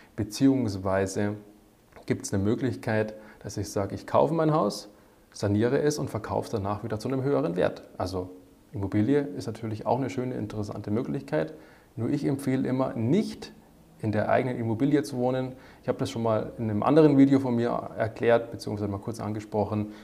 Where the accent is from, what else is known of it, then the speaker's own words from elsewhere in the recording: Germany; bei uns in Deutschland